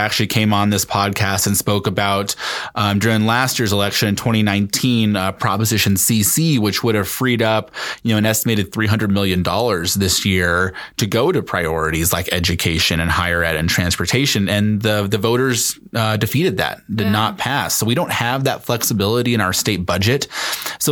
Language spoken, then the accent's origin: English; Denver, Colorado, United States; I grew up in Lois Court's district